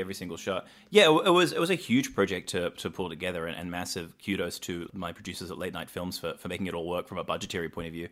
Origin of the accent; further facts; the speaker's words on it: New Zealand; I grew up in New Zealand